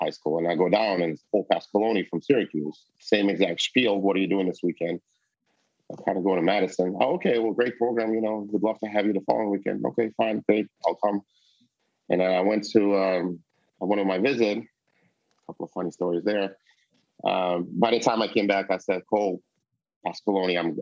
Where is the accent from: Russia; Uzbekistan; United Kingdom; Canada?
Russia; moved away; I come from Russia. I'm Jewish